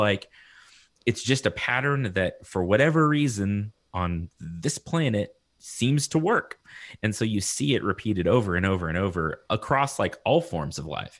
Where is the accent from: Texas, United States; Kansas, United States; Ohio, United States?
Texas, United States; Lubbock; I'm from Texas